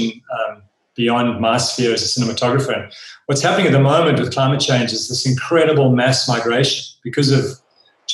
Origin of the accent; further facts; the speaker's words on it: Wild Coast, Eastern Cape, South Africa; We spent a lot of time as young kids growing up on the Wild Coast, which is the Eastern Cape of South Africa, just beautiful, rugged coastline.